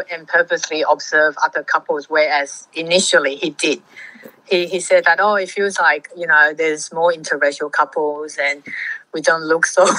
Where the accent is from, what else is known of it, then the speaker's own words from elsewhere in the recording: Fiji; born there; I was born in Fiji to Welsh / Kiwi parents.